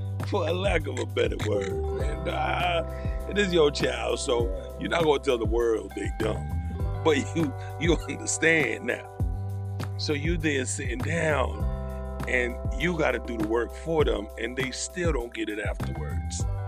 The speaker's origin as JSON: {"language": "English", "region": "New York", "country": "United States", "said": "We're from New York. We say it all the time"}